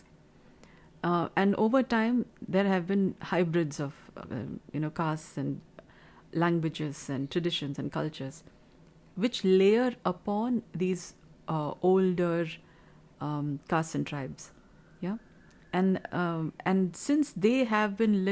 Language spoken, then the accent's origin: English; Kolar Gold Fields, Karnataka, India; moved away as an adult; now in Bengaluru, India; I come from Kula Goldfields, Bemmel area, BEM area, Bharat Earth Movers Limited, Kolar area, from the district of Kolar, and I came to Bengaluru city